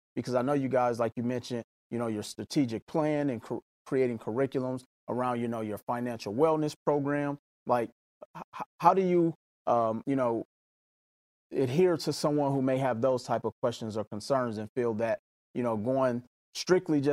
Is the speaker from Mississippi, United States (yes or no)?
yes; Mississippi, United States; growing up in Mississippi while I was in high school